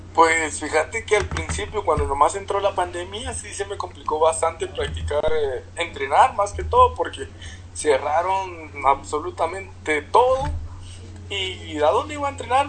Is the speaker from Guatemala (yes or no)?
yes; San Benito, Petén, Guatemala; moved away as an adult; also born or lived in Melchor de Mencos / Guatemala City; yo soy de Petén, yo vivo en Petén, yo me crié en Petén antes de empezar el boxeo